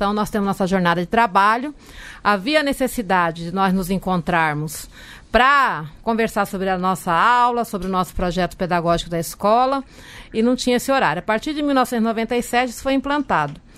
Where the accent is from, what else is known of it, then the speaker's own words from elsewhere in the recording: Taboão da Serra, São Paulo, Brazil; Sou da cidade de Taboão da Serra